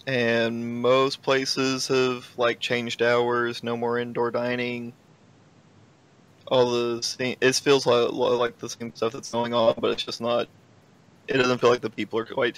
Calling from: Arkansas, United States

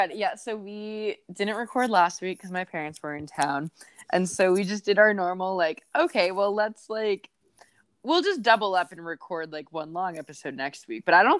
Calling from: Bettendorf, Iowa, United States; I am joining from the Quad Cities today, Bettendorf specifically.

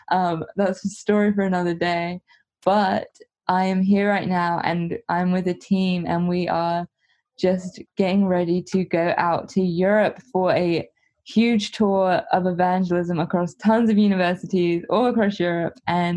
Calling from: Huntington Beach, California, United States; I'm joining from Huntington Beach, California

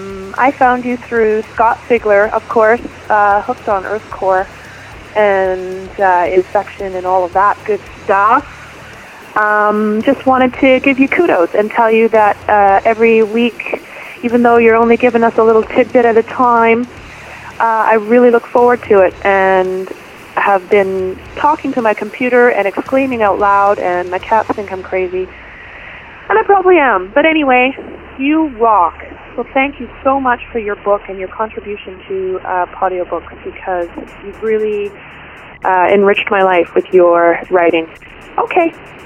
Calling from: Victoria, British Columbia, Canada; I'm calling from Victoria, British Columbia, up here in Canada.

